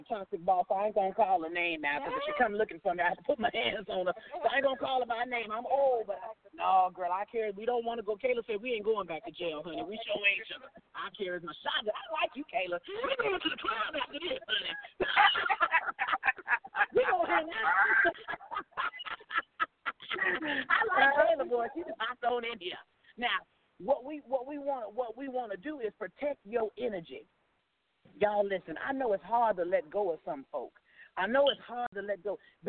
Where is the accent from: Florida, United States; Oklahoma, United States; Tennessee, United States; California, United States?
Oklahoma, United States; Oklahoma City; I'm from Oklahoma City, but tonight is my show night, so I decided to come in the lobby and hop on.